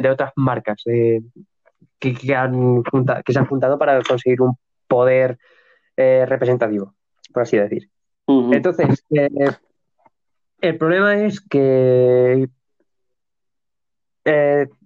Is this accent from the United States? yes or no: yes; United States; En Estados Unidos, eh, es decir, las eh, como estadounidense, tenemos a Procter Gamble